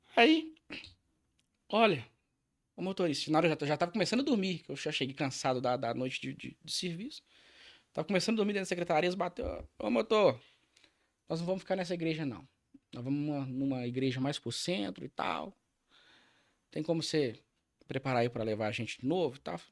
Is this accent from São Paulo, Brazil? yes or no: no; Contagem, Minas Gerais, Brazil; also born or lived in Ribeirão das Neves / Betim; nascido e criado em Contagem. E depois eu, eh, meu pai foi para para Neves, né? moramos em Neves até 2000 e 2000 nós fomos para Betim.